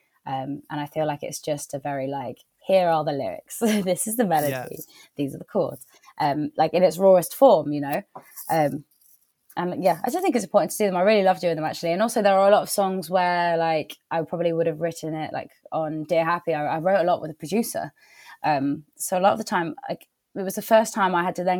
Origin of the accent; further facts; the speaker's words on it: Wiltshire, South West England, United Kingdom; now in Somerset, United Kingdom; I'm from Wiltshire, so it's not, I feel like I come back home a bit